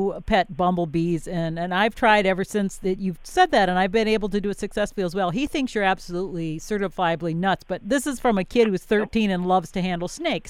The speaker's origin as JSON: {"language": "English", "region": "Wisconsin", "country": "United States", "moved": "yes", "said": "I am from Wisconsin"}